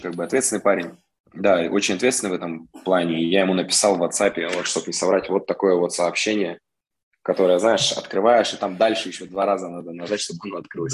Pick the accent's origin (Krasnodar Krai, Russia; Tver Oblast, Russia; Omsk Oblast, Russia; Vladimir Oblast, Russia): Omsk Oblast, Russia; Omsk; Коренной амич, родился, вырос здесь.